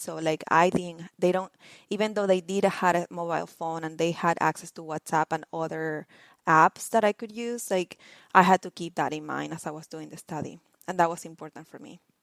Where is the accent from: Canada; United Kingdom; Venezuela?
Venezuela; now in Bloomington, United States; I am originally from Venezuela, born and raised